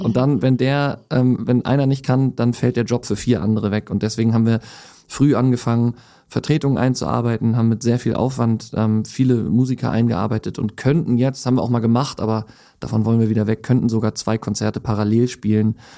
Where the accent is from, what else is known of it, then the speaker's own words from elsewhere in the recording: Hamburg, Germany; dann bin ich mit äh, meiner Frau nach Hamburg gegangen Gang zurück, weil ich dann die Möglichkeit hatte, endlich wieder in meine Heimatstadt zu kommen.